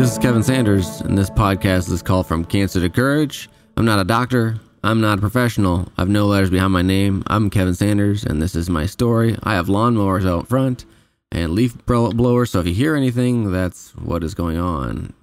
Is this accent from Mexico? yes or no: no; Canada; I'm from Canada